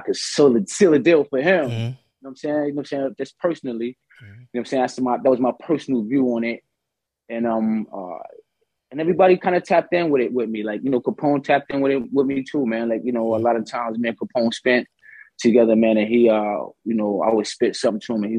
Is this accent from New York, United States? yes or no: yes; New York City, New York, United States; the bridge was live when I was coming up